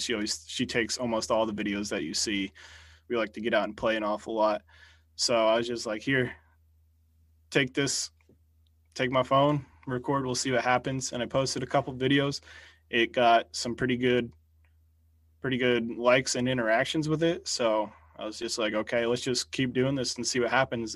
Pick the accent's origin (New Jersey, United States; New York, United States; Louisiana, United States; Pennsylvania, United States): New Jersey, United States; I'm from North Jersey or Central Jersey